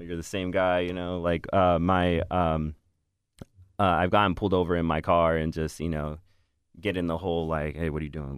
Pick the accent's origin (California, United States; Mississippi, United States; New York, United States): California, United States; Northern; moved away as an adult; I am from Northern California